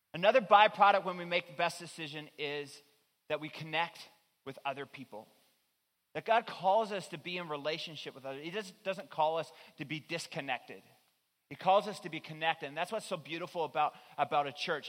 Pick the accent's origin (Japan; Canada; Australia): Canada; Newfoundland and Labrador; moved away; I'm originally from Newfoundland